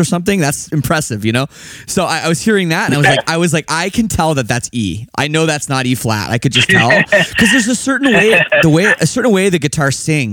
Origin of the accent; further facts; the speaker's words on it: Toronto, Ontario, Canada; I'm from Toronto